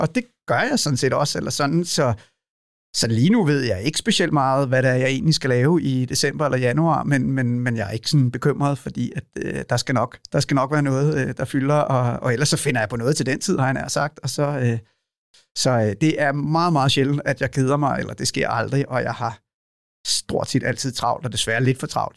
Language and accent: Danish; Lejre, Zealand, Denmark; also born or lived in Copenhagen, Denmark / Maine, United States; Lejre, hvor jeg er opvokset